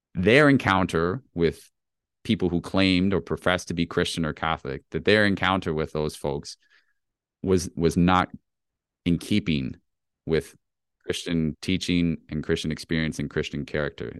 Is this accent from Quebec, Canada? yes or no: no; Toronto, Ontario, Canada; also born or lived in United States; I grew up in Toronto